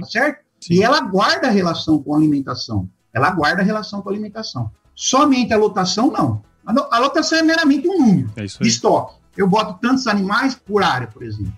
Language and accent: Portuguese; interior of São Paulo, Brazil; moved away as an adult; also born or lived in Rondônia; now in Tocantins, Brazil; eu sou do, do interior de São Paulo